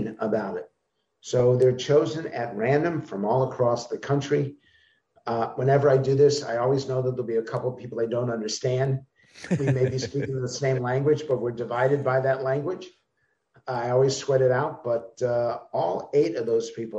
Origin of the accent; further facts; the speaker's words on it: United States; speaking as an American